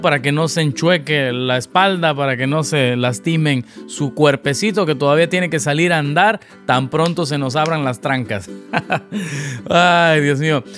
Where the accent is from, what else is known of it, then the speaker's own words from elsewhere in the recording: Veracruz, Mexico; now in Los Angeles, United States; mi ciudad natal, Veracruz